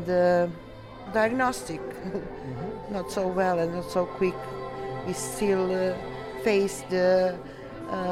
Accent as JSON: {"language": "English", "country": "Serbia", "said": "I'm from Serbia."}